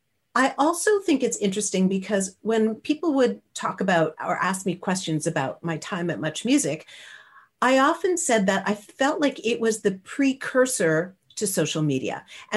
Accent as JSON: {"language": "English", "country": "Canada", "said": "I am Canadian, yeah, right?"}